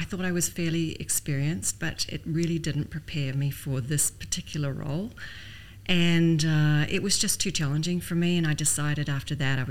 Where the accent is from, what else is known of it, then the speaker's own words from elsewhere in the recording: New Zealand; moved away as an adult; also born or lived in Canada; now in Dubai, United Arab Emirates; I'm Canadian born, but I grew up in New Zealand